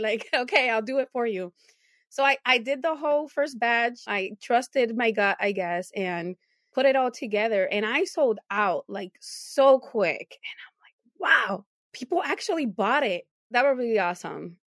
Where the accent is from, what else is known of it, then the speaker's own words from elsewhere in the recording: Puerto Rico; moved away as an adult; also born or lived in New Jersey, United States; now in Buffalo, United States; I moved to Puerto Rico at seven years old. I grew up there until I was 29.